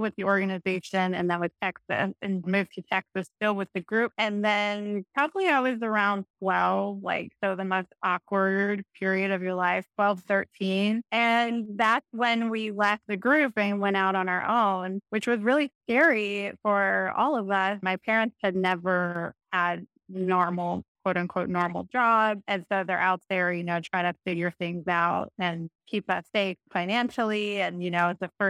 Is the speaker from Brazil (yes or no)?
yes; Brazil; So this was in Brazil